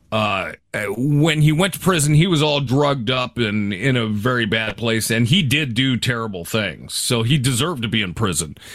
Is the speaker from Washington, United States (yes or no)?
yes; Seattle, Washington, United States; growing up in Seattle